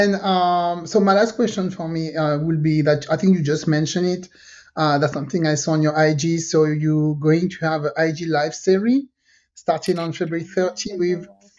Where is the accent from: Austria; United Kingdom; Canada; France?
France; moved away as an adult; also born or lived in French Caribbean; now in California, United States; So I'm from we live in California. I'm from the French Caribbean. Okay. I grew up in France.